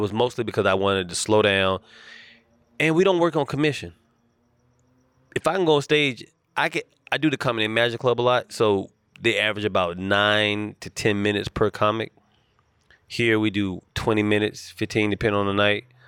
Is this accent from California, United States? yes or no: no; Charlotte, North Carolina, United States; accent: thick Southern drawl; moved away as an adult; now in Los Angeles, United States; I was born and raised in Charlotte, North Carolina